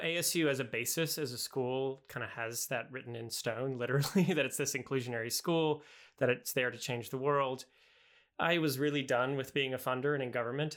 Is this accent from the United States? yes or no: yes; the South, United States; I'm from the South